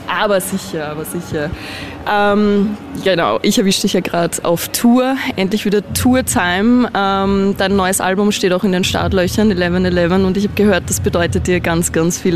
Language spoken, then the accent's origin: German; Austria; sind wir Österreicher